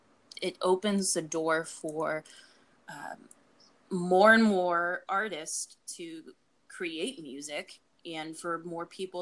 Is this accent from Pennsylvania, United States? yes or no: yes; Pittsburgh, Pennsylvania, United States; the music that I grew up around in Pittsburgh, you know, going to the Keynote Cafe at 14 years old